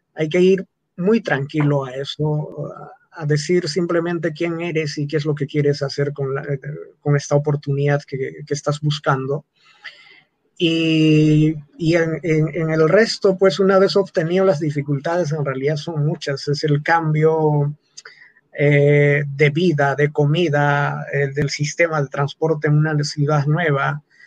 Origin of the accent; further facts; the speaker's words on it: Moyebamba, Antabamba, Apurímac, Peru; first language Quechua; Spanish is a second language; also born or lived in Landa; now in Cusco, Peru; yo nací en Moyebamba, es un pueblo, como te digo, ganadero, agricultor. Aprendí el quechua en esa práctica